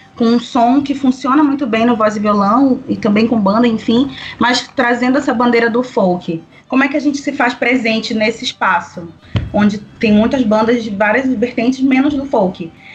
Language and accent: Portuguese; Belém, Pará, Brazil; venho de Belém do Pará, gente, uma terra quente, ao norte desse Brasilzão